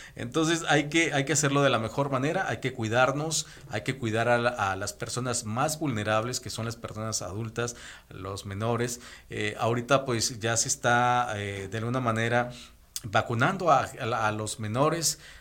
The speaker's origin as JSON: {"language": "Spanish", "region": "Nayarit", "country": "Mexico", "moved": "yes", "said": "somos muy agradecidos nosotros los Nayaritas, yo soy de Nayarit"}